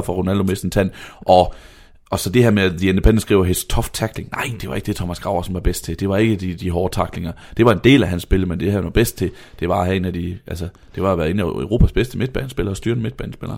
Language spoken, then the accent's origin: Danish; Vejle, Southern Denmark, Denmark; jeg er fra Vejle